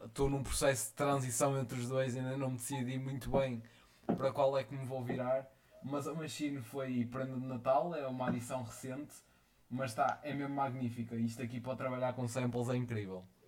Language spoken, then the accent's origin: Portuguese; Vila Nova de Famalicão, Norte, Portugal; sou de Vila Nova de Famalicão e tenho 17